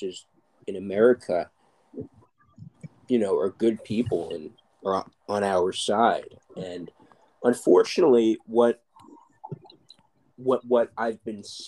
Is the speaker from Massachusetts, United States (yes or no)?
no; New York City, New York, United States; I grew up in New York